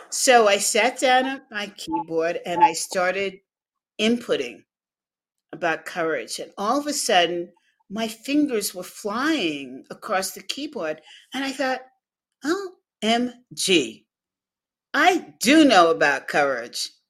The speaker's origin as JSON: {"language": "English", "town": "Los Angeles", "region": "California", "country": "United States", "tie": "born or raised there", "said": "And so I grew up in La La Land"}